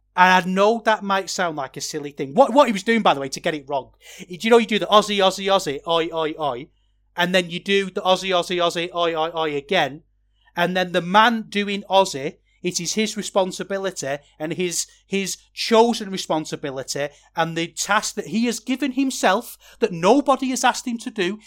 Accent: Manchester, North West England, United Kingdom; I'm from Manchester

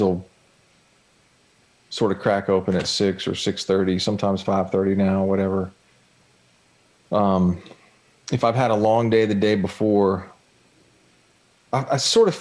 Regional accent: Jacksonville, Florida, United States; I grew up on the St. John's River here in Jacksonville.

